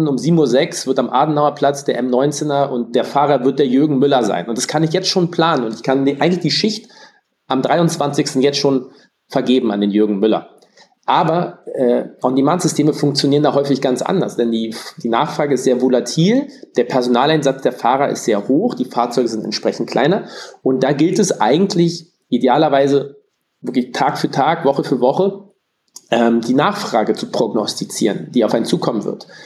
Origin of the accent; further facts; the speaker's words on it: Berlin, Germany; bin gebürtiger Berliner